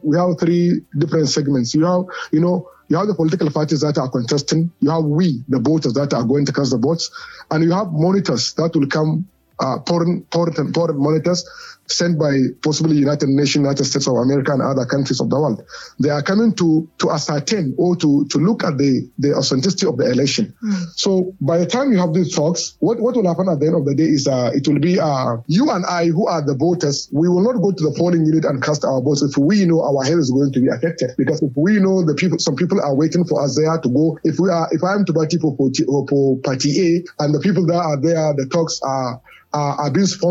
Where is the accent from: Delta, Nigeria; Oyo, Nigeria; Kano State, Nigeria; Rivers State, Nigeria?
Kano State, Nigeria; Kano; I come from Kano. Mm-hmm. I live in Kano, and I was brought up in Kano